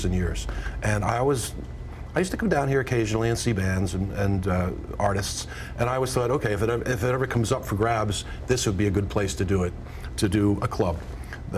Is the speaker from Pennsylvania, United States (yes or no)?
yes; outside of Philadelphia, Pennsylvania, United States; I come from Philadelphia, and or outside of Philadelphia, really. And I came up in a neighborhood where that was the music of my childhood